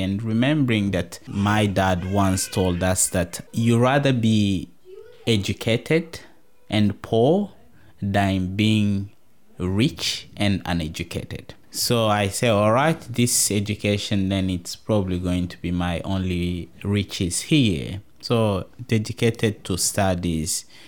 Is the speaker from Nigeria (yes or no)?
no; DR Congo; now in Tasmania, Australia